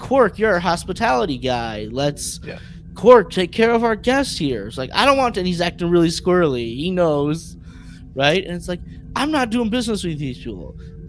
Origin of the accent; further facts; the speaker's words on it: Cincinnati, Ohio, United States; I'm not a real pirate. I'm from Cincinnati. I was raised by humans.